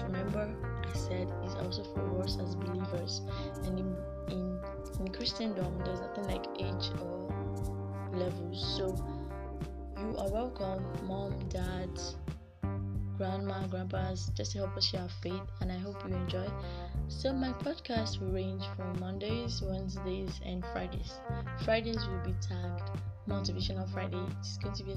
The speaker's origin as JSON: {"language": "English", "country": "Nigeria", "said": "I'm 17 years old and I'm a Nigerian."}